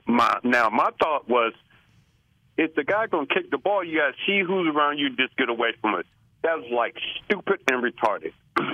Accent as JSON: {"language": "English", "region": "California", "country": "United States", "tie": "born or raised there", "moved": "yes", "lives_now": "Kansas, United States", "said": "I'm from Kansas. I was born in Kansas but raised up in California."}